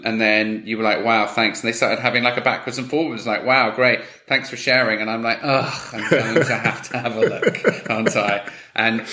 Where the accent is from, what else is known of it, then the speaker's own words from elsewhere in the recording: England, United Kingdom; I'm English